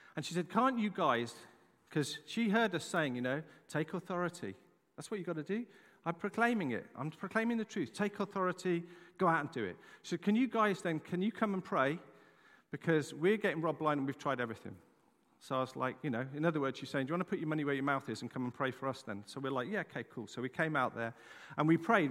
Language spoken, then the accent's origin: English; England, United Kingdom; moved away; I'm an Englishman. I'm very proud to be an Englishman.